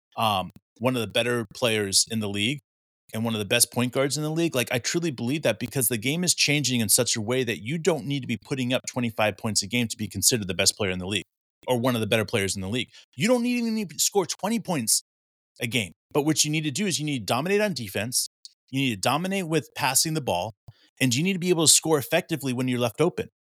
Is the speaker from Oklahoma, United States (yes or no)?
yes; Oklahoma, United States; both Mark and I were raised in Oklahoma